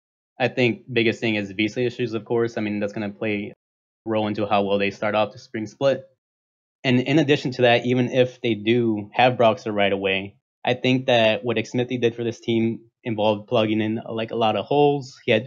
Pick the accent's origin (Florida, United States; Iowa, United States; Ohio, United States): Iowa, United States; Iowa City; I'm from Iowa City, Iowa.